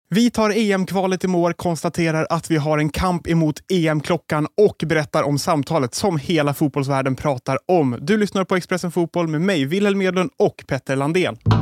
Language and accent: Swedish; Sweden; oss som är svenskar